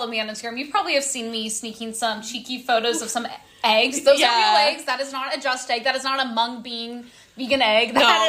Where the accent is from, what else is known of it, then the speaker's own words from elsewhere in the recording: Midwest, United States; I'm also from the Midwest. Not going to get much into detail about it, but I do have, like, connections to, like, farming